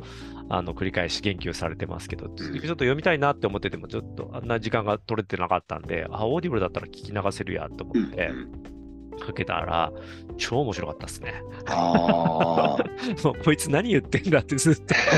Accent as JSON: {"language": "Japanese", "region": "Kansai", "country": "Japan", "tie": "born or raised there", "moved": "yes", "said": "関西にいて"}